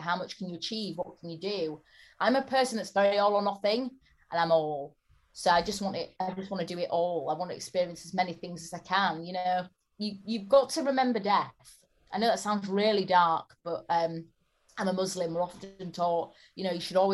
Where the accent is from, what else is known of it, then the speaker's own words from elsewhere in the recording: Bradford, Yorkshire and the Humber, United Kingdom; I'm from Bradford, which is an area with a lot of poverty